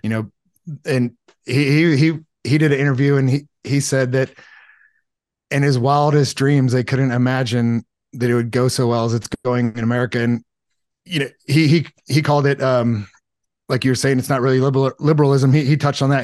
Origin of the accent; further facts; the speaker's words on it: Los Alamitos, California, United States; I grew up in Southern California, like, uh, Los Alamitos, Seal Beach area.